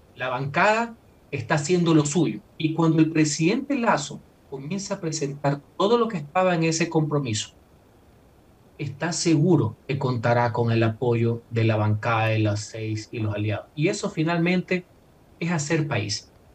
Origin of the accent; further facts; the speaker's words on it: Ecuador; como ecuatoriano